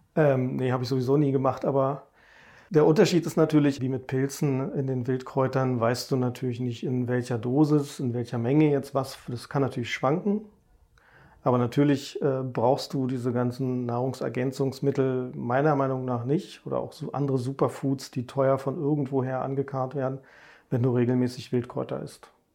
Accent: Berlin, Germany; Also ich bin ja in Berlin groß geworden, richtiges Stadtkind

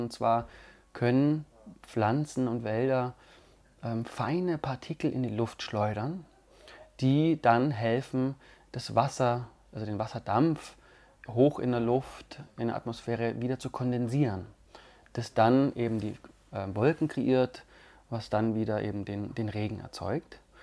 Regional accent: Allgäu, Bavaria, Germany; moved away as an adult; now in Tamera, Portugal; ich komme ja aus dem saftigen, grünen und wasserreichen Allgäu

